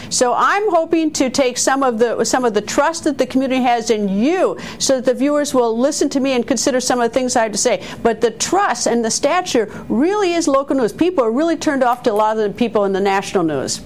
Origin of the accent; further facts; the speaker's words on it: Wisconsin, United States; my home state of Wisconsin